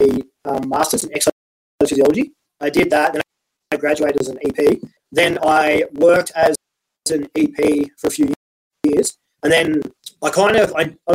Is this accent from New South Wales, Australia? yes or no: yes; Wagga Wagga, New South Wales, Australia; moved away as an adult; also born or lived in Canberra; I grew up in Wagga